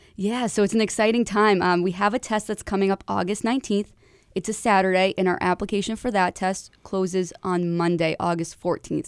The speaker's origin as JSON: {"language": "English", "town": "Manchester", "region": "New Hampshire", "country": "United States", "said": "I'm from Manchester"}